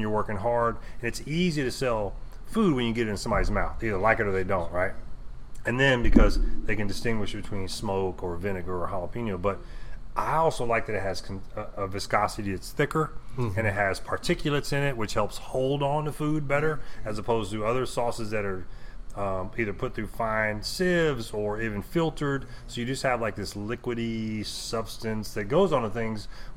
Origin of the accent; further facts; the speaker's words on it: Houston, Texas, United States; I grew up in Houston, but my mother's from Louisiana